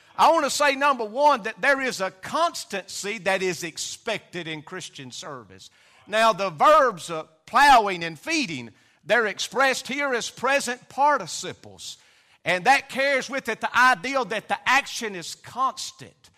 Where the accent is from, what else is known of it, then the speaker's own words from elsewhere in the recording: Hurricane, United States; I was raised in the Hurricane community